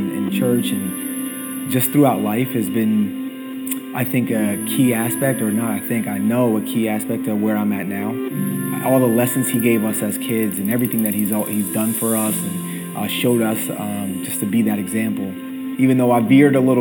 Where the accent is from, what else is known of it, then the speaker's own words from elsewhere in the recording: New Jersey, United States; moved away; I grew up in New Jersey